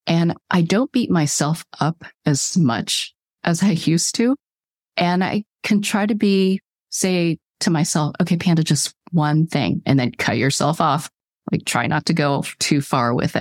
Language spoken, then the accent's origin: English; California, United States; I was born in California